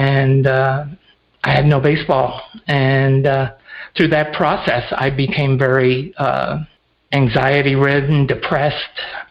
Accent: upstate New York, United States; also born or lived in Teaneck, New Jersey; I grew up and was born in Teaneck, New Jersey, and at 9 we moved to a farm in upstate New York

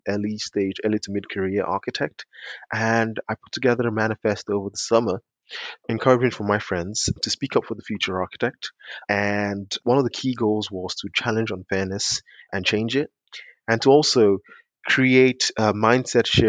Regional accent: London, United Kingdom; also born or lived in Nigeria; I was born in Nigeria. I grew up in South London

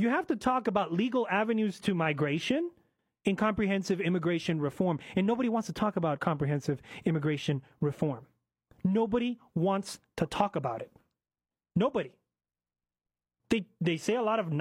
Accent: United States; I'm a first generation American citizen and proud of it. I was born in the United States of America.

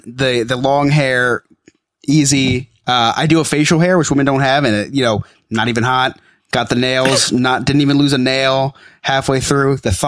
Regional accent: New Jersey, United States; I'm from Jersey

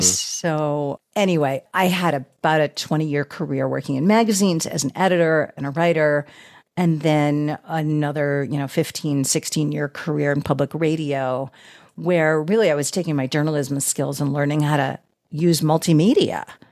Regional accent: outside of Boston, Massachusetts, United States; moved away as an adult; also born or lived in Austin, Texas; I grew up outside of Boston

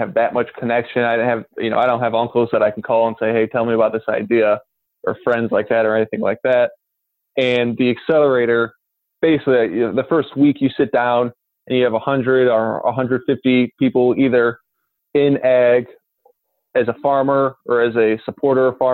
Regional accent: Northwest Indiana, United States; I'm from Northwest Indiana, basically right where the Chicago suburbs turn into Indiana cornfield. So not an actual ag background, but grew up in a rural area.

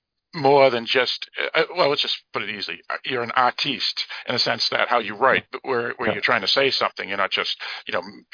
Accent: United States; I'm an American

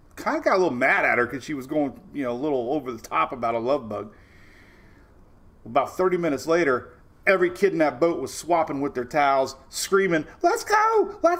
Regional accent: Florida, United States; Kind of Florida homegrown, like me and Louie. We were all born and raised in Florida

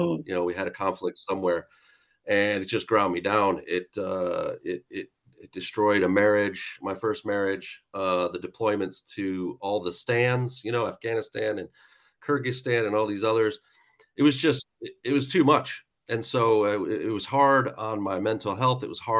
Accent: Buffalo, New York, United States; now in United Kingdom; But I'm originally from Buffalo, New York, moved around a lot.

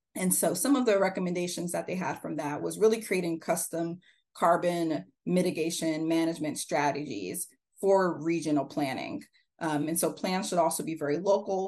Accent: Pacific Northwest, United States; I grew up in the Pacific Northwest, learned how to compost when I was in third grade

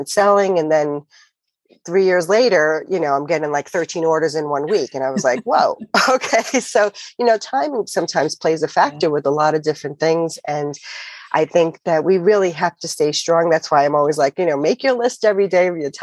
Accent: New York, United States; moved away; I'm from New York originally

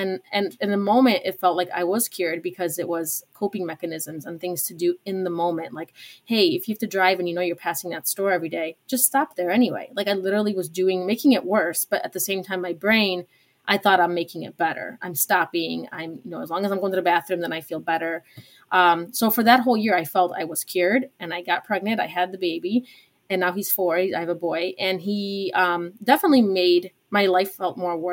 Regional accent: Chicago, Illinois, United States; also born or lived in Poland; I moved to Chicago to the suburbs when I was 5 from Poland

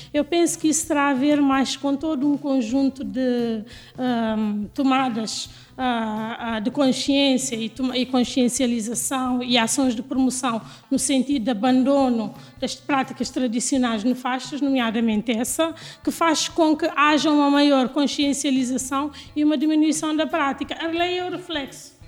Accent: Guinea-Bissau; also born or lived in United States; now in Lisbon, Portugal; eu sou da Guiné

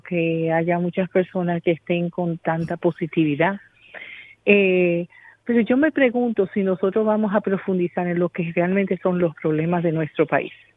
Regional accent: Dominican Republic; como dominicana

